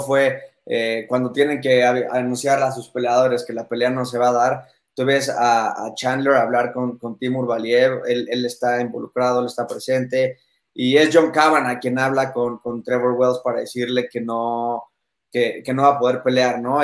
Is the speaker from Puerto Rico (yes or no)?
no; Mexico; yo siendo aquí mexicano